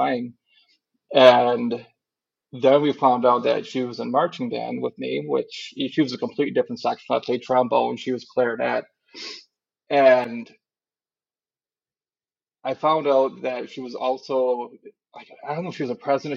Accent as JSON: {"language": "English", "region": "Wisconsin", "country": "United States", "tie": "born or raised there", "also_born_or_lived": "Marquette, Michigan", "said": "most of my family is from Marquette area and stuff, and I grew up in Wisconsin"}